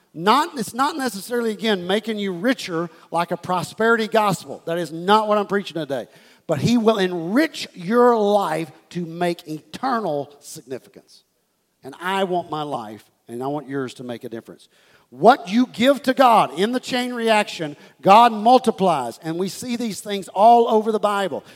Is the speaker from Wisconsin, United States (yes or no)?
no; Houston, Texas, United States; this is the church that I was raised in in Houston, Texas, Life Church